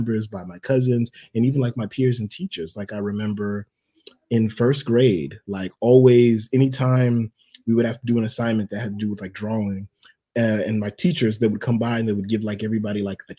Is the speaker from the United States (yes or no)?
yes; Port St. Lucie, Florida, United States; also born or lived in Miami, Florida; I was born in Miami, Florida. I spent most of my adolescence here in my hometown in Port St. Lucie, Florida.